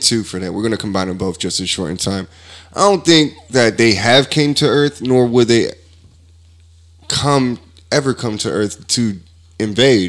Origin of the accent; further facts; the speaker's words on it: United States; I'm American